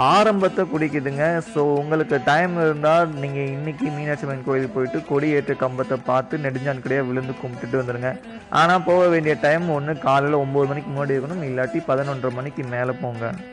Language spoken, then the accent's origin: Tamil; Madurai, Tamil Nadu, India; நானும் மதுரைக்காரன் தான்